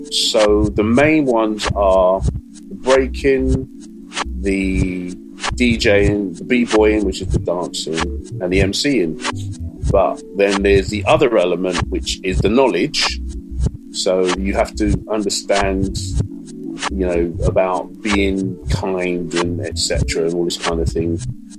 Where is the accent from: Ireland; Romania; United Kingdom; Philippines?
United Kingdom; England; And I'm an English person. And these people don't realise I'm English, but I know all these records.